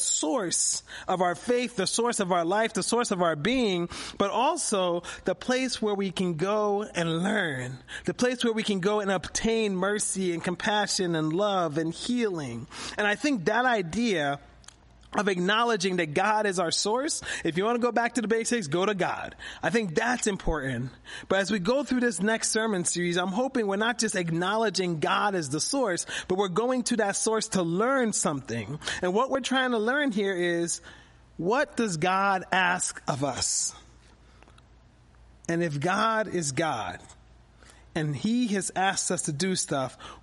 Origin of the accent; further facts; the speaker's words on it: Philadelphia, Pennsylvania, United States; moved away as an adult; also born or lived in Harrisburg area, Central Pennsylvania; now in Harrisburg, United States; as a kid growing up in Philadelphia